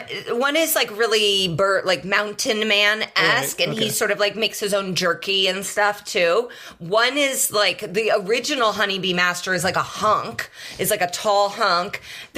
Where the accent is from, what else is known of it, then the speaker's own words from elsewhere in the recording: Indianapolis, Indiana, United States; I'm from Indianapolis.